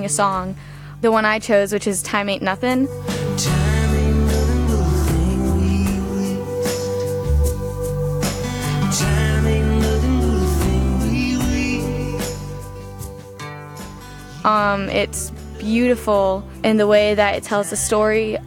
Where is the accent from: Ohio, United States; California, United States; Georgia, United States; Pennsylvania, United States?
Georgia, United States; Atlanta; I'm from Atlanta, Georgia.